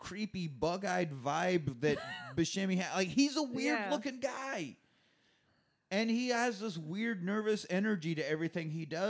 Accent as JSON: {"language": "English", "region": "Kansas", "country": "United States"}